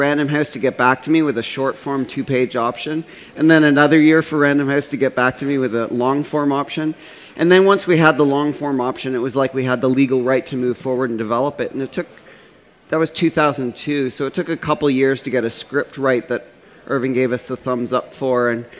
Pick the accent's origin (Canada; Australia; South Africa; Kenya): Canada; Toronto, Ontario; growing up in Toronto, we're very close to New York and Detroit and Chicago.